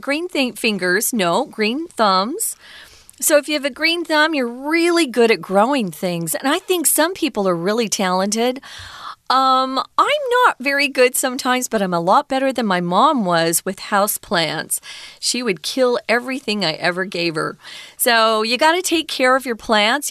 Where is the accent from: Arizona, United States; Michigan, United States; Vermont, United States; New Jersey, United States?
Arizona, United States; Mesa; my hometown in Mesa